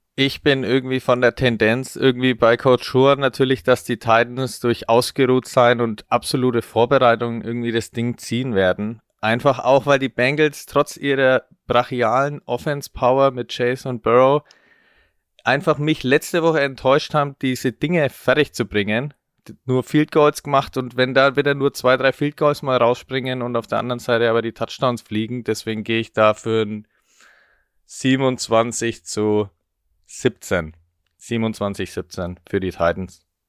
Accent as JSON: {"language": "German", "area": "Franconia", "region": "Bavaria", "country": "Germany", "tie": "born or raised there", "said": "als gebürtiger Franke"}